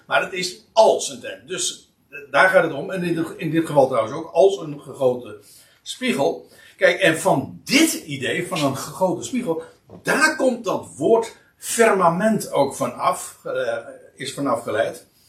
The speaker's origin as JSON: {"language": "Dutch", "country": "Netherlands", "said": "wij zijn als Nederlanders"}